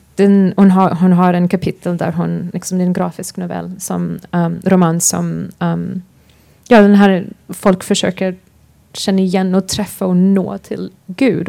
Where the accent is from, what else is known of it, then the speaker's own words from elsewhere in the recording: United States; Swedish is a second language; moved away; also born or lived in Sweden / London; jag är svensk, men uh, för det mesta har jag upp, är jag uppvuxen i USA